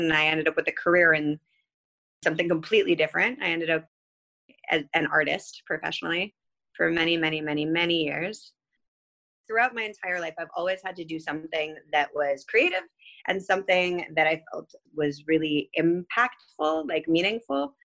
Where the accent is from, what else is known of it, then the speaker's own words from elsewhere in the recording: Boston, Massachusetts, United States; moved away as an adult; now in Jerusalem, Israel; So I actually grew up in the States. I was born and raised mostly in Boston. I moved around quite a bit.